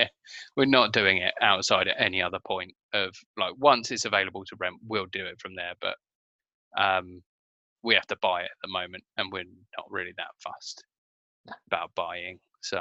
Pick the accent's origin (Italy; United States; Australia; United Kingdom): United Kingdom; England; Listen, I'm English.